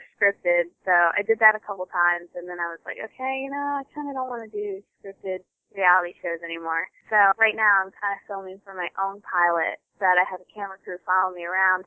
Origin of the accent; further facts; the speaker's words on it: Eastern Pennsylvania, United States; now in Philadelphia, United States; I was born and raised in Eastern Pennsylvania